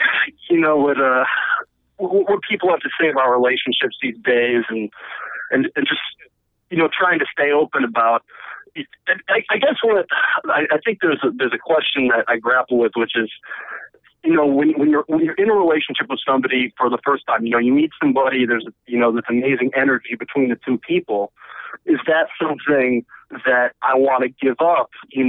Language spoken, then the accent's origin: English; Chicago, Illinois, United States; now in Brooklyn, United States; I'm in Brooklyn. Yeah, I got 6-3. I'm from Chicago, but I've been living in New York for a couple of years now.